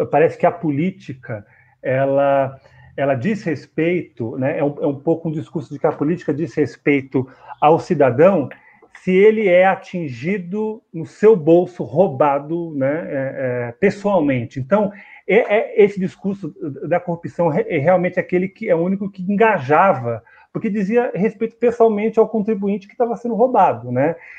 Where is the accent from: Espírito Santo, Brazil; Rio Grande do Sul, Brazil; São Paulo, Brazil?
São Paulo, Brazil; eu sou de São Paulo